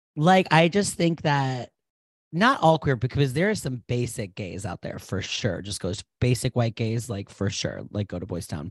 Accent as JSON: {"language": "English", "town": "Providence", "region": "Rhode Island", "country": "United States", "tie": "born or raised there", "said": "I was born in Providence, Rhode Island in 1989"}